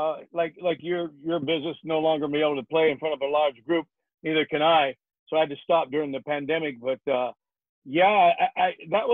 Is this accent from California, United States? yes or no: no; Phoenix, Arizona, United States; Phoenix, Arizona, my hometown